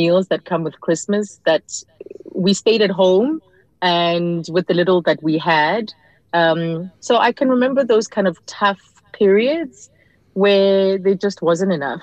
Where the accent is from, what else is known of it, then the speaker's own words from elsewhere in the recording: Johannesburg, Gauteng, South Africa; I was a girl from Pimville, Soweto